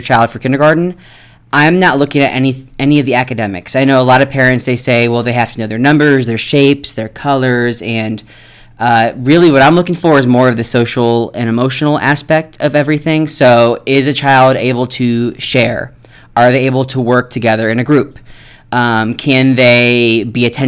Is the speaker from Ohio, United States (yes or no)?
yes; Ohio, United States; moved away as an adult; now in Nevada, United States; I'm from Ohio